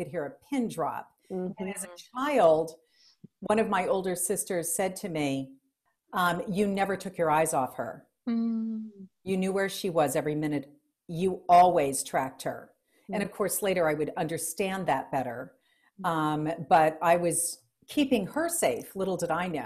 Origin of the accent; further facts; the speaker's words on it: New Orleans, Louisiana, United States; I'm from the Deep South. I was born in New Orleans, Louisiana